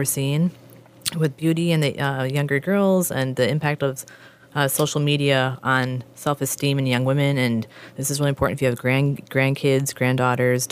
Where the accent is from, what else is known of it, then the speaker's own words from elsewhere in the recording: Madelia, Minnesota, United States; growing up in my hometown, growing up in Medillia, we had a hairstylist named Robin in Mankato